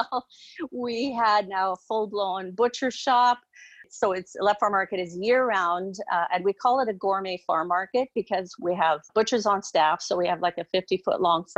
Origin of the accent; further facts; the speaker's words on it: Abbotsford, British Columbia, Canada; We were both born and raised in Abbotsford, so grew up, had a farming background.